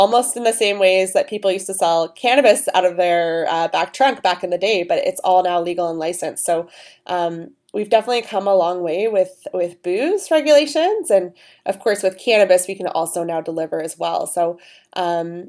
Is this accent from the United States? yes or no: no; Toronto, Ontario, Canada; Toronto was our main squeeze because this is my hometown